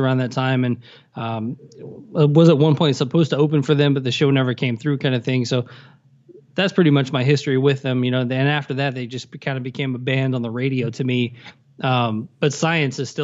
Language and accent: English; Tennessee, United States; I grew up in Tennessee